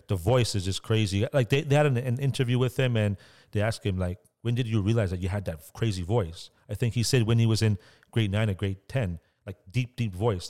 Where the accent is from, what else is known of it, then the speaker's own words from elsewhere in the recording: Toronto, Ontario, Canada; where I grew up was in Scarborough